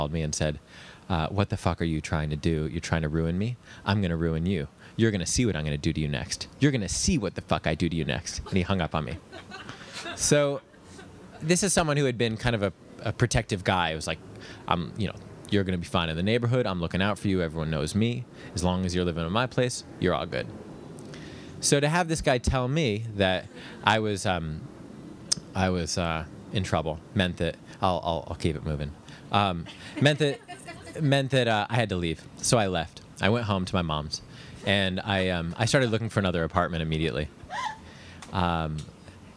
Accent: New York, United States; I grew up in New York.

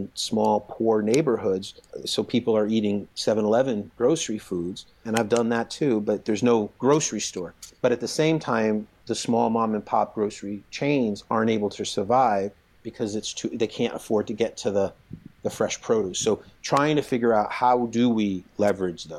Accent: East Coast, United States; I grew up in the East Coast

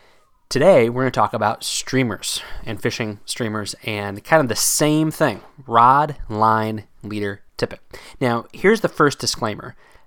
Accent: Pennsylvania, United States; Maybe it's just because of where I grew up fishing in Pennsylvania that I never really embraced that giant streamer life, as it were.

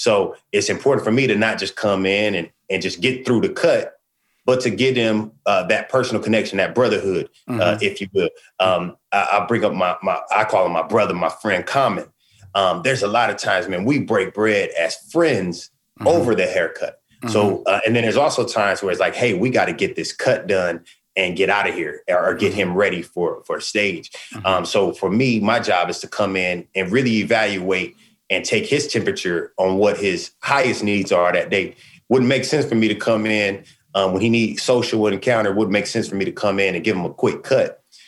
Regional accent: West Coast, United States; like you said, I'm from the West Coast.

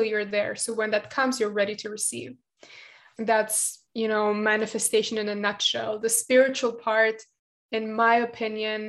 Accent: Germany; English is a second language; also born or lived in Latvia; now in Israel; I was born in Latvia and it was like all sunshine and rainbows in my opinion, like my childhood. And then we moved to Germany

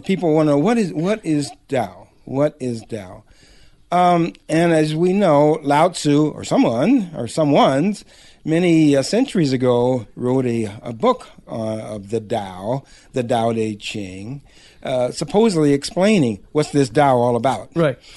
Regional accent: Los Angeles, California, United States; I was born in Los Angeles one of the few

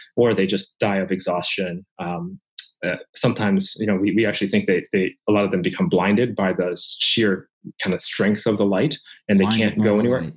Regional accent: Japan; moved away; when I was a child uh, growing up in Japan. Um, so mm. I'm Japanese

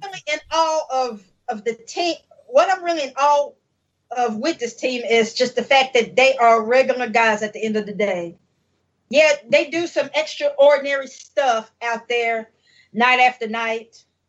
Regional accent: North Carolina, United States; I'm not from the Bay. I'm from North Carolina

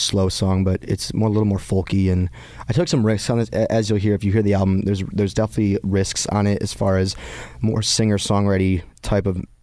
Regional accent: just outside Detroit, Michigan, United States; moved away as an adult; this was who I was growing up in Michigan, just outside Detroit.

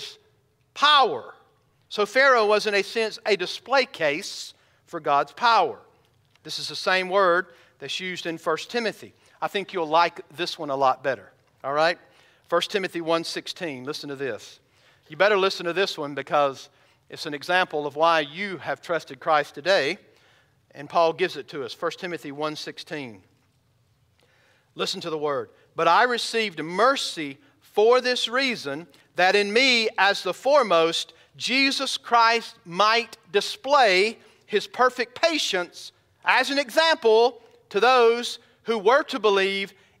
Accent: Bowman, Georgia, United States; now in Ozark, United States; When I was a kid growing up in Bowman, Georgia, we only had about 800 people that lived there

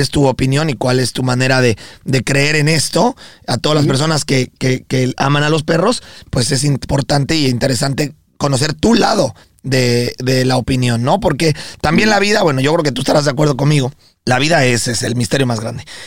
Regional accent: Mexico; now in United States; nosotros también somos personas que vivimos aquí en Estados Unidos y nos consideramos orgullosamente mexicanos

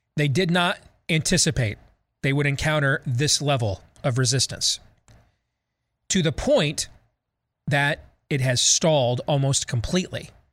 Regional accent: Iowa, United States; My home state of Iowa

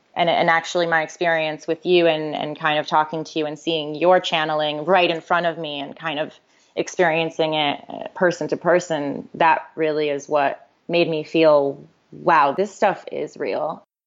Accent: Connecticut, United States; I was born and raised in Connecticut.

